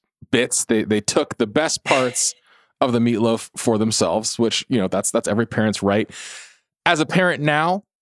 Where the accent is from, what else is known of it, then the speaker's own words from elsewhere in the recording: California, United States; as a Californian